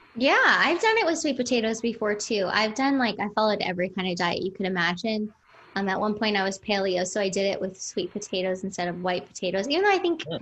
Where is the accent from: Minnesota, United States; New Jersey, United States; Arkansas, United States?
New Jersey, United States; moved away as an adult; also born or lived in Manhattan, New York / Brooklyn, New York / Hoboken, New Jersey; I was born in Manhattan, but I was raised in New Jersey, went to school in New Jersey